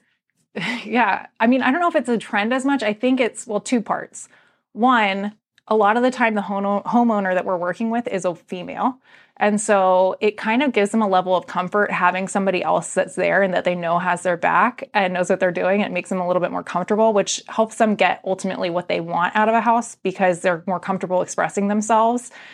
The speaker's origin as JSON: {"language": "English", "town": "Arlington", "country": "United States", "tie": "born or raised there", "also_born_or_lived": "Percival", "said": "I grew up in Arlington"}